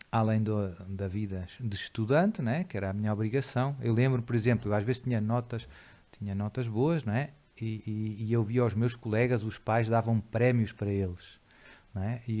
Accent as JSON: {"language": "Portuguese", "region": "Lisbon", "country": "Portugal", "tie": "born or raised there", "said": "nasci uh, em Lisboa, uh, já faz, vai fazer 48 anos agora em junho, de uma família católica, digamos assim, mais tradicional"}